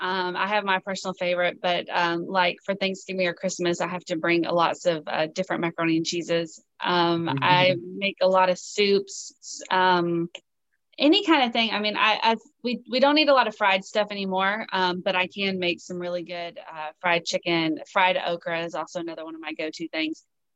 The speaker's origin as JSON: {"language": "English", "region": "the South", "country": "United States", "said": "and I love to cook, you know, I'm from the South. So I cook, you know, good old fashioned Southern meals every night."}